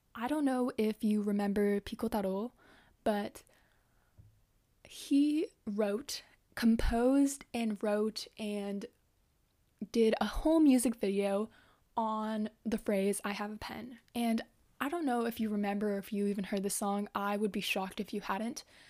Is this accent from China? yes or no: no; Canada; English is a second language; also born or lived in Japan; I grew up here in Canada, but I've gone to Japanese school